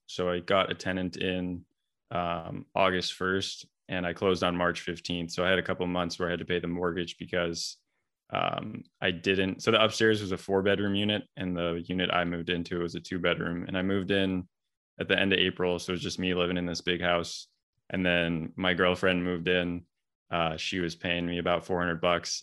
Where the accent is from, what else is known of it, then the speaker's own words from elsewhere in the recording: Vancouver, British Columbia, Canada; moved away as an adult; now in Boston, United States; I'm originally from Vancouver, Canada